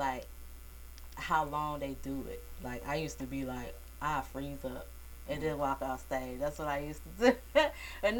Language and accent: English; Jacksonville, Florida, United States; also born or lived in Atlanta, Georgia; I was born in Atlanta. I was raised in Jacksonville, Florida